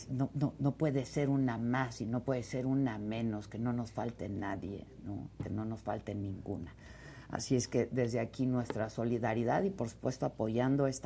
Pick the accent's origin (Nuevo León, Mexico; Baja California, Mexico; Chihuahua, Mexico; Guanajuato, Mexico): Baja California, Mexico; Tijuana; Oigan, este, ¿ha ido a Tijuana?